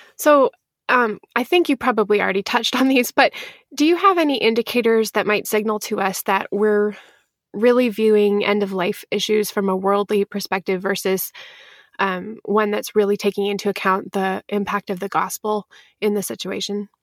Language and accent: English; Pacific Northwest, United States; I'm from the Pacific Northwest